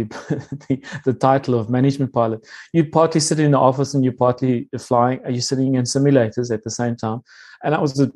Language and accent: English; South Africa; moved away as an adult; also born or lived in Namibia / Singapore; I'm a Namibian. I was born in Namibia and made my way to South Africa. I was did my schooling in South Africa